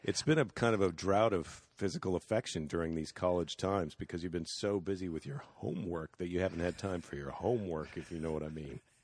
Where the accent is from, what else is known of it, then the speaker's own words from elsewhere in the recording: United States; as an American